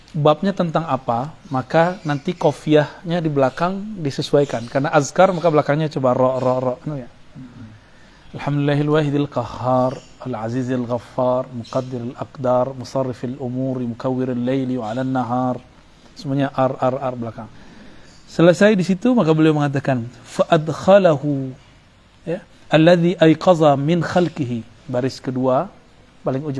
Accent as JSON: {"language": "Indonesian", "region": "Sumatra", "country": "Indonesia", "tie": "born or raised there", "said": "itu yang hilang di kampung saya di Sumatera itu hilang"}